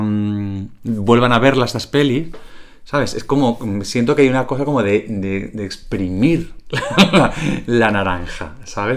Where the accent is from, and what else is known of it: Calahorra, La Rioja, Spain